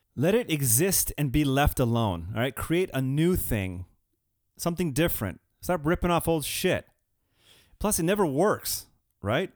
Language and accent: English; Southern California, United States; Southern California